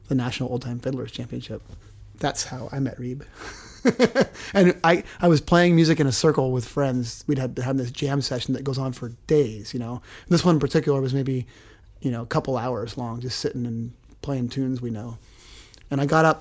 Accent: Orcas Island, Washington, United States; also born or lived in Oregon; growing up on Orcas Island in Washington, pretty small community

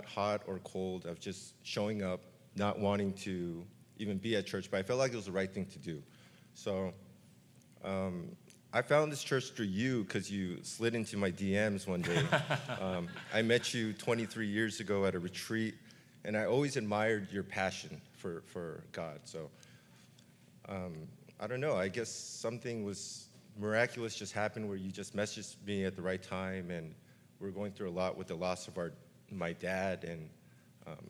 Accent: Hacienda Heights, California, United States; We're from Hacienda Heights

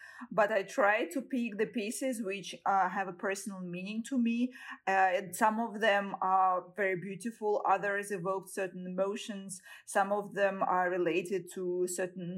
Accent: Saint Petersburg, Russia; I was born in St. Petersburg and raised, and I graduated from university there

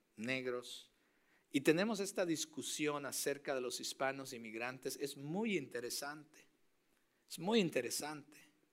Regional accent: Mexico; moved away; Yo soy mexicano

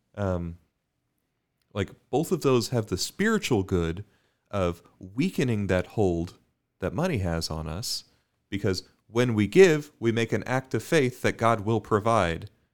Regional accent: Bermuda; growing up in Bermuda, we would always

